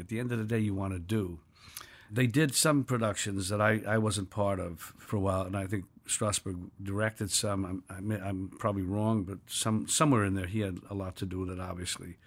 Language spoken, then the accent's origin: English; New York City, New York, United States; I was born in New York City in nineteen forty-three in a village